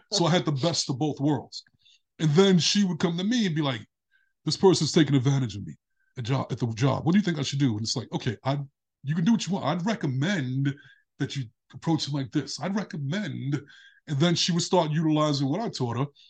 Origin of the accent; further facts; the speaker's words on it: New York City, New York, United States; I grew up in Brooklyn when I was little